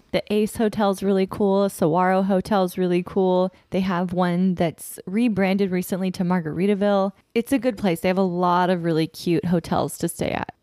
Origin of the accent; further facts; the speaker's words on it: Sacramento, California, United States; now in San Diego, United States; We're from Sacramento